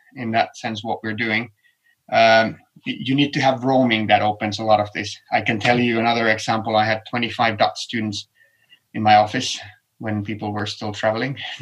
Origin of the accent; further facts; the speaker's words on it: Helsinki, Uusimaa, Finland; my hometown helsinki